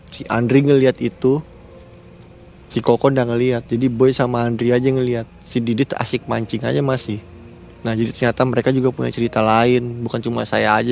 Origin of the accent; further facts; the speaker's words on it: East Kalimantan, Indonesia; ya mudah-mudahan aja ya kami orang Kalimantan ini welcome lah tetap lah terima aja bagi pendatang karena di Kalimantan Timur ini khususnya karena mau ada IKN